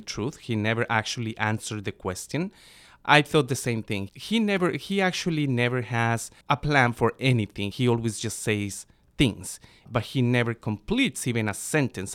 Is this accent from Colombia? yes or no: yes; Bogota, Bogotá Capital District, Colombia; now in United States; I was born and raised in Bogota, Colombia.